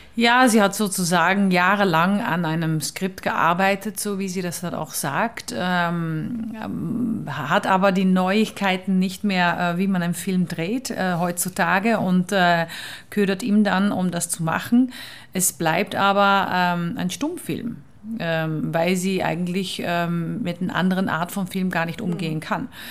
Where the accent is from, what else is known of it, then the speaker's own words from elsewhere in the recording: Netherlands; German is a second language; moved away; ich bin Holländerin